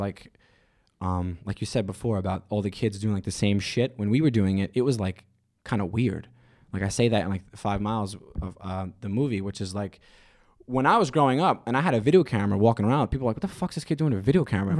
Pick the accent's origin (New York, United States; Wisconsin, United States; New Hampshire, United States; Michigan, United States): New York, United States; New York City; I'm from Staten Island